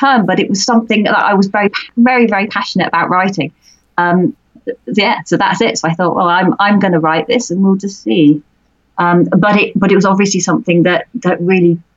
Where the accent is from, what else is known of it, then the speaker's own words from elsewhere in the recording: United Kingdom; being a British author